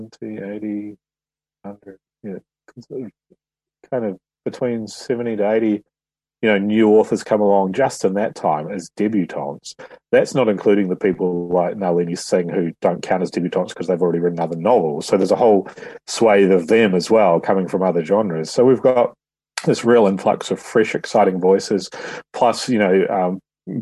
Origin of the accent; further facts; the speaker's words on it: New Zealand; moved away as an adult; now in London, United Kingdom; I'm just a New Zealander who doesn't happen to live there at the moment.